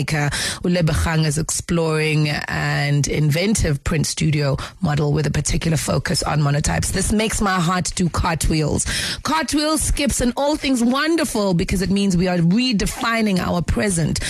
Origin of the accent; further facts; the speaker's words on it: South Africa; our identity as South African people